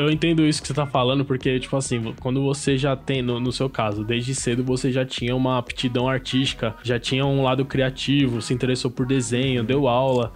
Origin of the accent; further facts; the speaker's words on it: São Paulo, Brazil; Eu sou, eu sou aqui de São Paulo mesmo